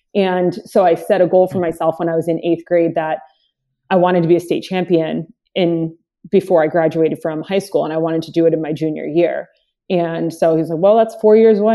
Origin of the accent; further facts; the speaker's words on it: Long Island, New York, United States; also born or lived in Dominican Republic; I moved here from Dominican Republic, um, had a really heavy accent, moved into, my mom bringing us into, uh, Long Island to grow up in the town that she lived